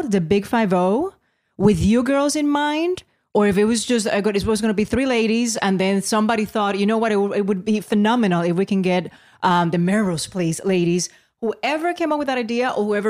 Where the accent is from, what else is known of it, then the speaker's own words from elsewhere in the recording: Puerto Rico; growing up in Puerto Rico